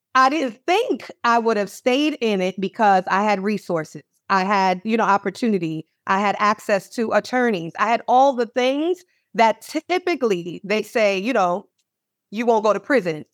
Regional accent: Manorville, New York, United States; moved away as an adult; also born or lived in Baltimore, Maryland; my parents raised us in Manorville, Long Island, in an all-white neighborhood

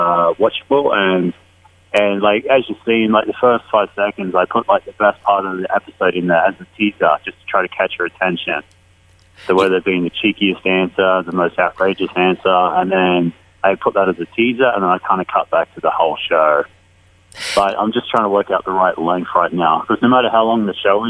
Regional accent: Australia; accent: Australian; now in Las Vegas, United States; I've got like a cheeky Australian personality

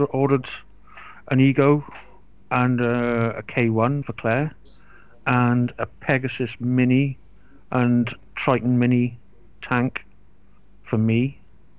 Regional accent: Wales, United Kingdom; also born or lived in Forest of Dean, England; I've just lived in Wales since I was three, four years old. Always lived in Wales.

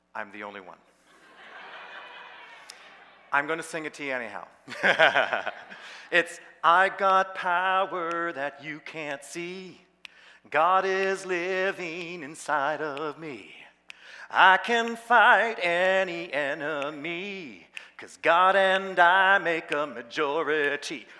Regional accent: Peterborough, Ontario, Canada; I, was in Peterborough, that was my hometown

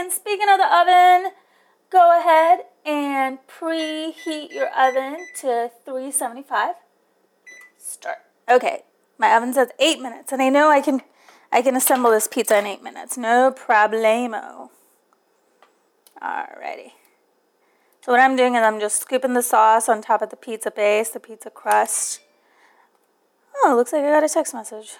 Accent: New York, United States; moved away as an adult; also born or lived in New Delhi, India; now in Atlanta, United States; I was raised in New York

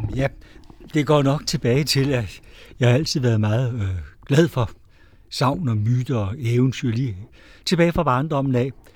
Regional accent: Amager, Capital Region of Denmark, Denmark; now in Lejre area, Denmark; Jeg er vokset op på Amager, og jeg har boet her på egnen nu i 50 år

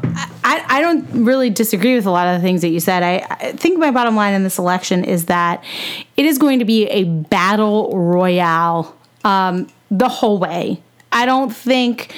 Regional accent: United States; I'm an American

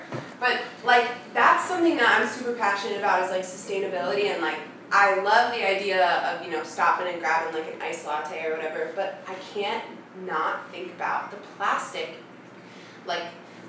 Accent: Bay Area, California, United States; now in New York, United States; I'm from the Bay Area.

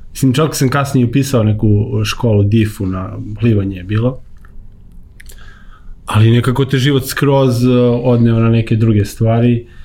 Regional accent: Ovčar Banja, Šumadija and Western Serbia, Serbia; also born or lived in Čačak

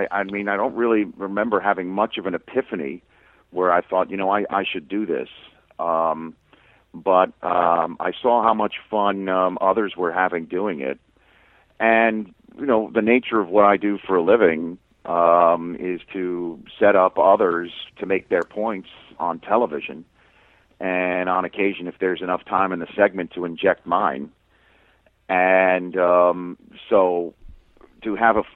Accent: New York City, New York, United States; I grew up in Staten Island

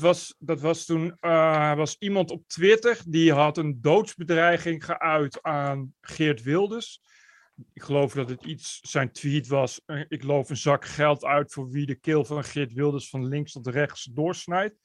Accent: Netherlands; moved away as an adult; also born or lived in Amsterdam; als Nederlander

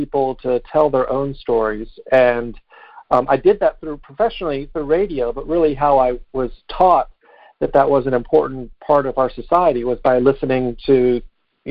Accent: Chapel Hill, North Carolina, United States; I grew up here in North Carolina

